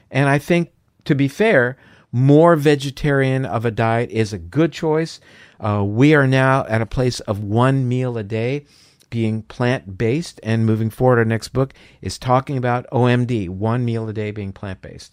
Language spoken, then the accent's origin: English; Florida, United States; I'm from Florida, so, uh, orange juice is a big thing there